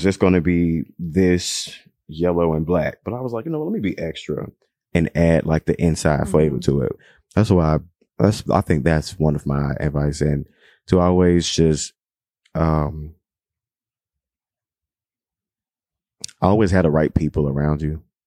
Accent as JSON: {"language": "English", "town": "Chicago", "region": "Illinois", "country": "United States", "said": "I'm from Chicago"}